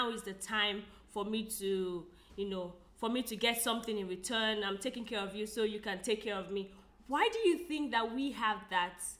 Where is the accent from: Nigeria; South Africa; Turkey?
Nigeria; I'm a Nigerian lady